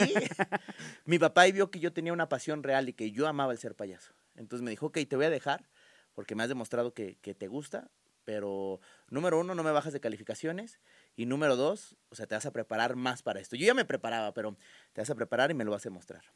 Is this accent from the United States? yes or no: no; Guadalajara, Jalisco, Mexico; also born or lived in Mexico City; me voy a Guadalajara ya formalmente cuando yo tengo casi tres años y de ahí me quedé a, radicar allá y me adoptaron y me siento tapatío